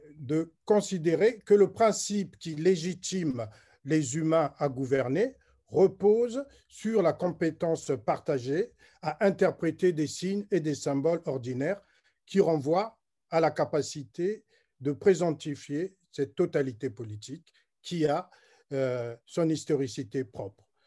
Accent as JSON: {"language": "French", "country": "Republic of the Congo", "said": "je suis congolais"}